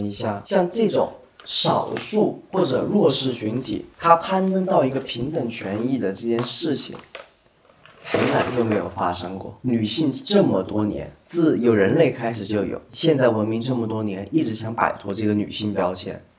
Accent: southern China, China; 我是南方人，我也要去。

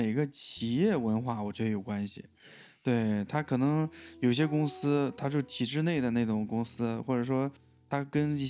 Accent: Shandong, China; now in Beijing, China; 我说我是山东的啊

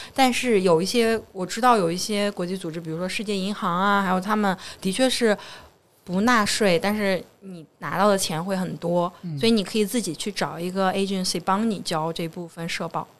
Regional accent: China; 作为中国人

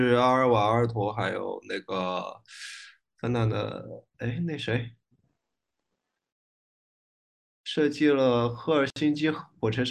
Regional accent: Leshan, Sichuan, China; 我是我是乐山人。

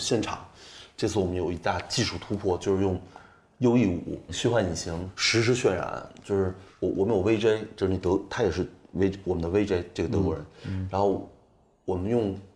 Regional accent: Beijing, China; accent: Beijing accent (in English); also born or lived in London; 我之前在伦敦生活和工作嘛，然后语言就还可以吧，因为我，我没有伦敦腔，我还是北，嗯。北京腔

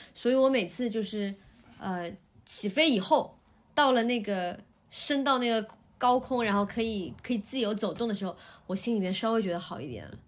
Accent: Shanghai, China; 我们家以前老，就是我小时候出生的地方，其实就在这一，不远

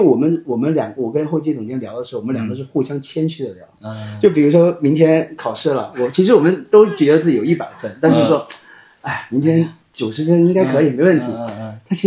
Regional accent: Nanning, Guangxi, China; 我是南宁的。

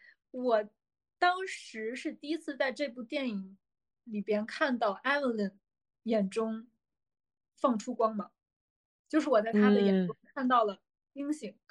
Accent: China; 因为我们中国人比较在意内衣啊，什么鞋子、袜子啊，都跟我们其他的衣服要分开洗

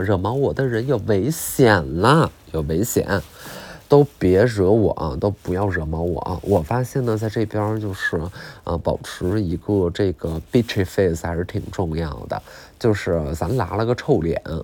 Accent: China; 我中国人

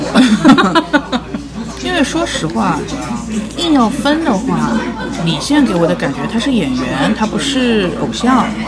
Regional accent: Shanghai, China; 我们上海人

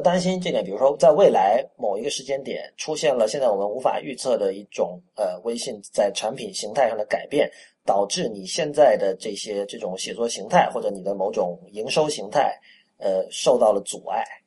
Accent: Shenzhen, Guangdong, China; moved away as an adult; also born or lived in Panyu, Guangdong (ancestral); now in Beijing, China; 我在深圳长大，我三岁哦。到十八岁都是在深圳

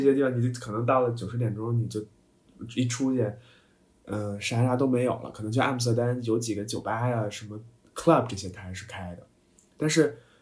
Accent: China; moved away; also born or lived in Toulouse; 在我国的某些一些南方城市，比如说上海啊什么

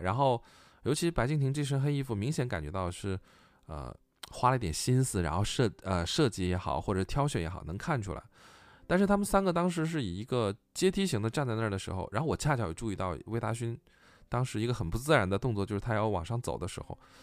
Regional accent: Northeast China, China; now in Beijing, China; 我老家这边并没有，啊，什么，什么，什么，什么，什么，什么，什么特别的

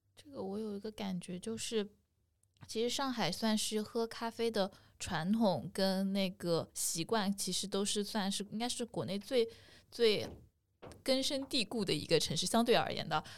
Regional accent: Haimen, Jiangsu, China; moved away; 我们海门，海门市首家星巴克

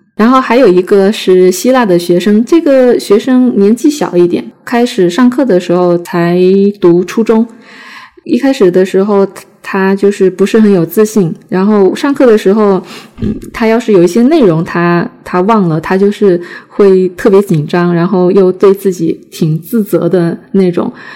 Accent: China; first language Chinese; 我们中国人，我们就属于母语

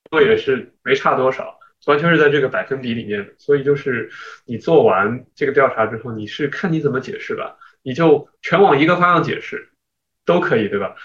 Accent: China; also born or lived in United States / Shanghai; now in Hong Kong; 因为我作为一个中国人

